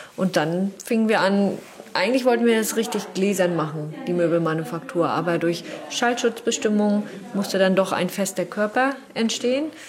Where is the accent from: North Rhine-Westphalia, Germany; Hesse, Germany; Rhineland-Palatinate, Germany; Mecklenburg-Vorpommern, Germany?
Mecklenburg-Vorpommern, Germany; Wismar; Wir kommen aus Wismar